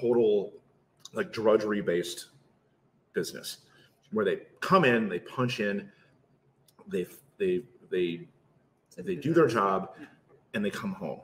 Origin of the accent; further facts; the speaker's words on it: Detroit, Michigan, United States; We're from Detroit